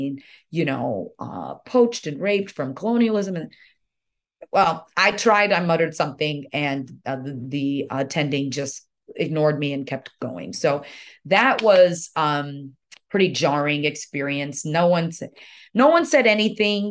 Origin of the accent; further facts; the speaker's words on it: Nigeria; moved away; it's Nigerian. That's where I was born, proudly